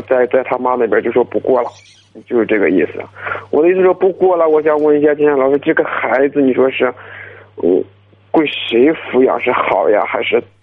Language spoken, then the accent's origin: Chinese; Shanxi, China; 我是山西的